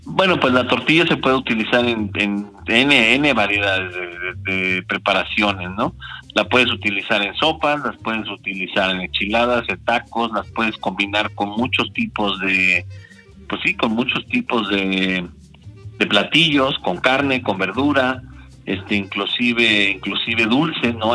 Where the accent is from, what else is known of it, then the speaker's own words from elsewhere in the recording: Mexico; mi historia como mexicano